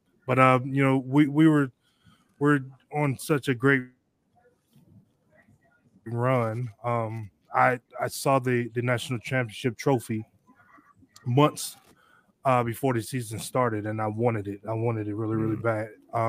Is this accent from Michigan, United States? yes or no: yes; Detroit, Michigan, United States; moved away; I'm originally from Detroit.